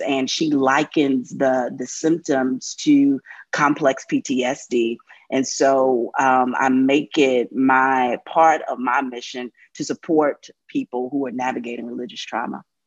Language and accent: English; North Carolina, United States; a queer woman growing up in the Church of God Church in North Carolina